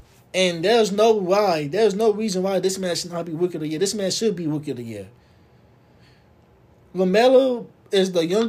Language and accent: English; Milwaukee, Wisconsin, United States; I am from Milwaukee, Wisconsin.